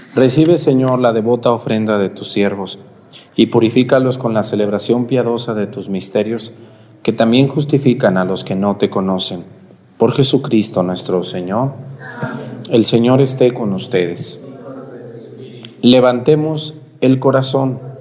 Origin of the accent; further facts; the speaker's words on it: El Santuario, Mexico; moved away; mi pueblo